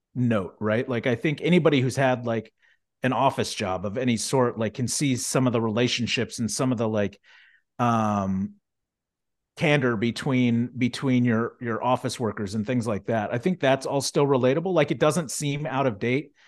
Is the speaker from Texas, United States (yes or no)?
yes; Houston, Texas, United States; also born or lived in Sugar Land, Texas; Filmed in Houston, Texas. Shout out to my hometown